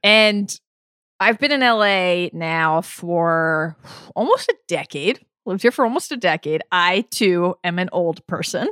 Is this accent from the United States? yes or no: yes; Baltimore, Maryland, United States; also born or lived in New York; now in Los Angeles, United States; I grew up in Baltimore, but I came to L A from New York.